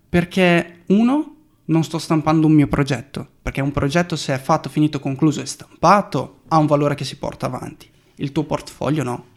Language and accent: Italian; Brazil; E le foto a colori in Brasile, che poi è il mio paese